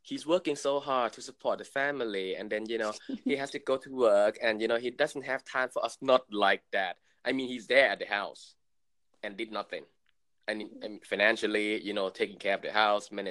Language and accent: English; Thailand; moved away; I was born and raised in Thailand